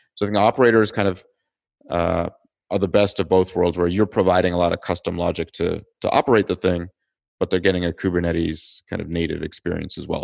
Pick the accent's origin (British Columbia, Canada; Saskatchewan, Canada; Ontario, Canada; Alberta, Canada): Ontario, Canada; Toronto; moved away as an adult; also born or lived in California; I'm originally from Toronto, Canada